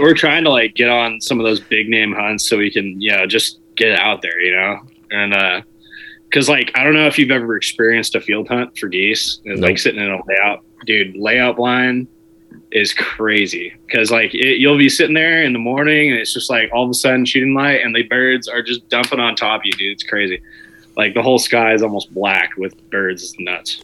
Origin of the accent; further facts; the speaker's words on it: Southern California, United States; I'm unfortunately from Southern California. I should have never came back here